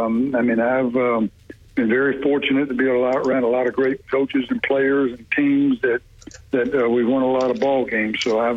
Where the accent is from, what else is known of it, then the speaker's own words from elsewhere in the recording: Macon, Georgia, United States; moved away as an adult; now in Birmingham, United States; I grew up in Macon, Georgia